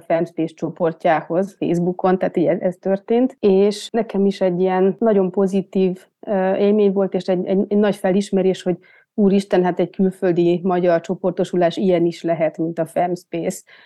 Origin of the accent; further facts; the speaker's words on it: Budapest, Hungary; moved away as an adult; also born or lived in Germany; now in Graz, Austria; én is egyébként budapesti vagyok